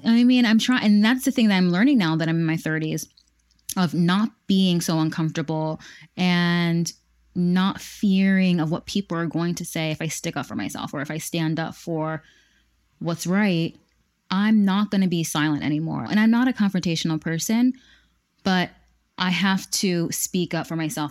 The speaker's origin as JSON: {"language": "English", "region": "Pennsylvania", "country": "United States", "said": "I would tell them where I was from, Pennsylvania, um, America"}